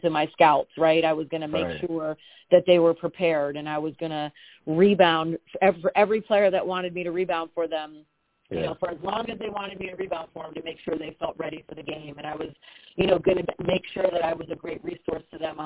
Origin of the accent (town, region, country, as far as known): Connecticut, United States; born or raised there; moved away